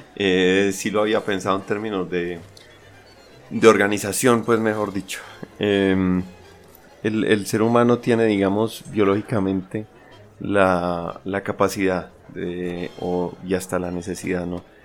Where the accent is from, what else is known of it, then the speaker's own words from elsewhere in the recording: Colombia; moved away; also born or lived in France; en mi país normalmente, pues en Colombia